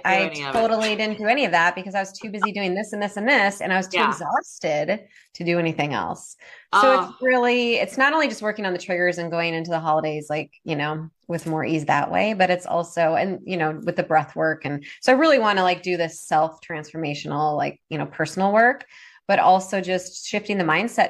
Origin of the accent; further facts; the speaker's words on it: Minnesota, United States; now in Oregon, United States; I'm originally from Minnesota.